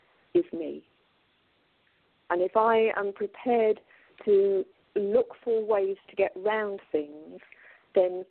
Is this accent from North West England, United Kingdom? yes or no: yes; Manchester, North West England, United Kingdom; now in Colchester, United Kingdom; I come from Manchester. I was born in Manchester.